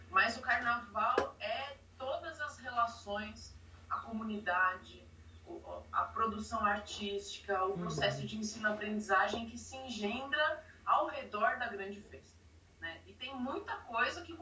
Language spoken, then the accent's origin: Portuguese; São Paulo, Brazil; sou nascida e criada aqui no Butantã, na região oeste da cidade de São Paulo.